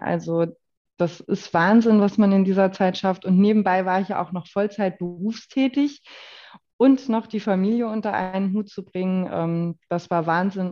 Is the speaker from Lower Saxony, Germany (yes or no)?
no; Waldeck-Frankenberg, Hesse, Germany; moved away as an adult; also born or lived in Schwalm-Eder-Kreis; now in Gudensberg, Germany; Also natürlich komme ich aus Waldeck-Frankenberg, aus dem Nachbarkreis